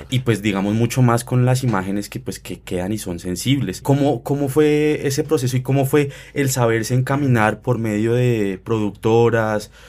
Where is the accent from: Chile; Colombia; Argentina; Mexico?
Colombia; No, yo soy colombiano